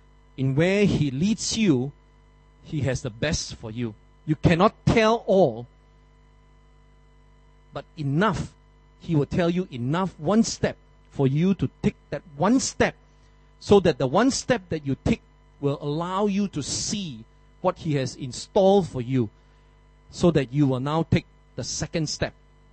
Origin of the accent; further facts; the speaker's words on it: Malaysia; also born or lived in Philippines; now in Singapore; I'm a Malaysian.